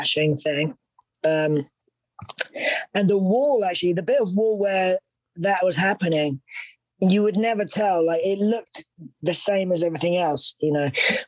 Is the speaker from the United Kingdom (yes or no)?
yes; United Kingdom; accent: British; my British accent